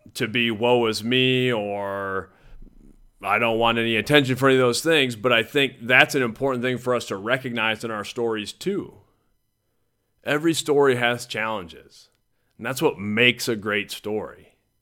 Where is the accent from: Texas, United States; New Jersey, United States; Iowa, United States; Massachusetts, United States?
Iowa, United States; Mason City; I grew up in Mason City, Iowa. That's where I was born.